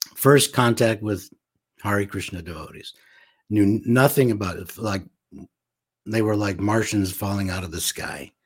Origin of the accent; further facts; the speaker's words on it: Los Angeles, California, United States; also born or lived in St. Louis, Missouri; I was raised mostly in Los Angeles